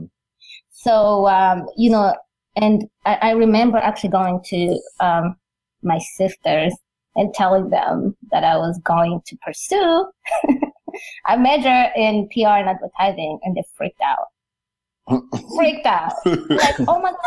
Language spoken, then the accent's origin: English; Rwanda; We come from Rwanda